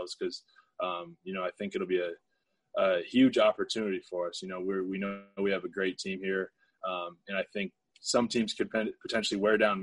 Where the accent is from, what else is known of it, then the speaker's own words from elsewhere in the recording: Iowa, United States; I grew up in Iowa where not a huge black population